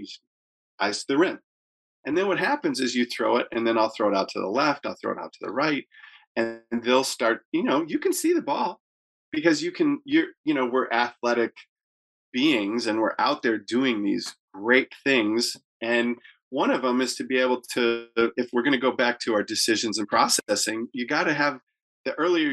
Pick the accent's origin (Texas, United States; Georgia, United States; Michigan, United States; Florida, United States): Michigan, United States; Detroit; growing up in Detroit